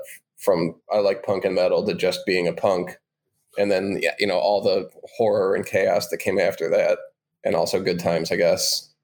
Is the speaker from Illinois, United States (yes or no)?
yes; Chicago, Illinois, United States; growing up in Chicago.